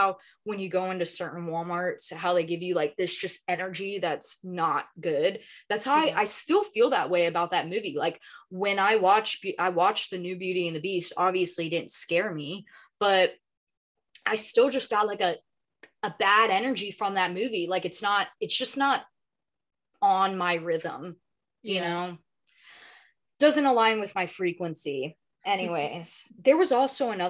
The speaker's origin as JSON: {"language": "English", "region": "the South", "country": "United States", "tie": "born or raised there", "moved": "yes", "said": "I grew up in the South, man. Like there's farm equipment everywhere."}